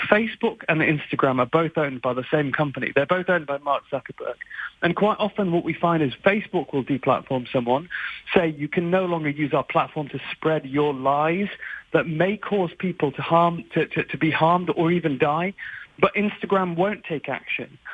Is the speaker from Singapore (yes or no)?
no; United Kingdom; I'm very British